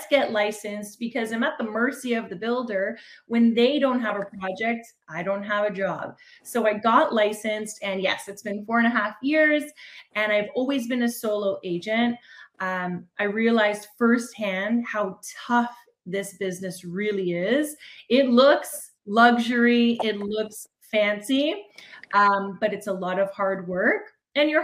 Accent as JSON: {"language": "English", "town": "Toronto", "region": "Ontario", "country": "Canada", "said": "I'm from Toronto, Ontario, Canada"}